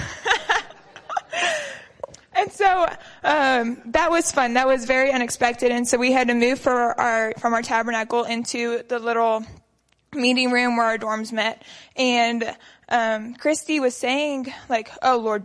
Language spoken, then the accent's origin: English; Lubbock, Texas, United States; also born or lived in Midland, Texas; So I am from Lubbock. I moved from Midland whenever I was 1.5, and I have been in Foursquare my entire life